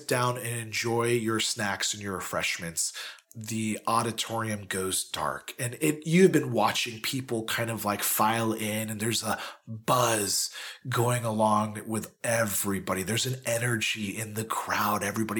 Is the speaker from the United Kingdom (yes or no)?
yes; United Kingdom; No offense. It's understood. I'm British.